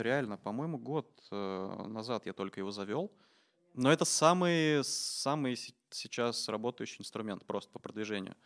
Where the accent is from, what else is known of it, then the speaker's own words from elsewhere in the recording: Samara, Samara Oblast, Russia; moved away as an adult; also born or lived in Moscow; Я из Самары сам